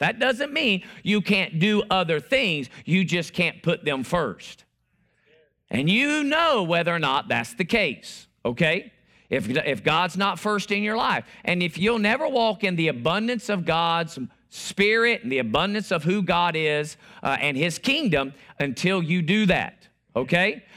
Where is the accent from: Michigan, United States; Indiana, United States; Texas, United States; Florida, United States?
Florida, United States; now I'm from Florida